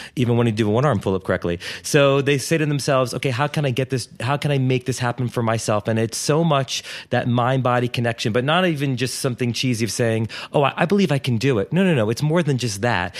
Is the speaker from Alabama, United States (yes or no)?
no; Wilmington, Delaware, United States; moved away as an adult; I grew up in Wilmington, Delaware